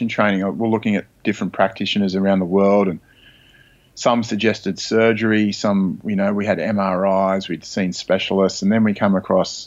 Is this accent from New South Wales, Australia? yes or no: yes; Sydney, New South Wales, Australia; I grew up in Sydney, Australia